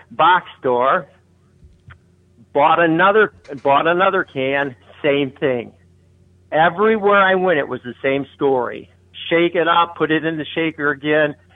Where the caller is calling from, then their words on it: Wyandotte, Michigan, United States; I'm the guy from Wyandotte.